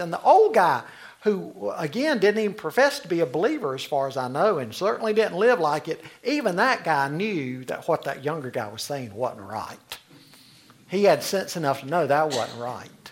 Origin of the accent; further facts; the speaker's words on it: Charlotte, North Carolina, United States; I grew up in the Cotswold area in Charlotte